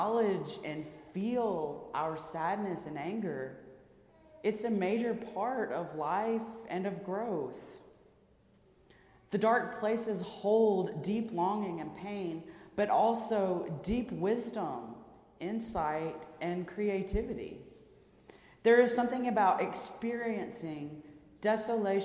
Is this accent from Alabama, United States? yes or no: yes; Birmingham, Alabama, United States; my hometown of Birmingham, Alabama